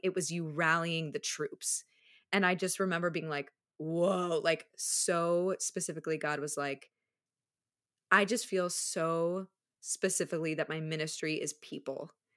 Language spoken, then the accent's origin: English; Minneapolis, Minnesota, United States; also born or lived in Charlotte, North Carolina; now in Chicago, United States; I grew up in the Midwest, like, partially. I spent ten years in Minneapolis before moving to Charlotte